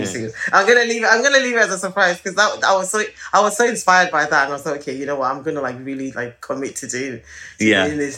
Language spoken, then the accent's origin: English; Nigeria; moved away; growing up in Nigeria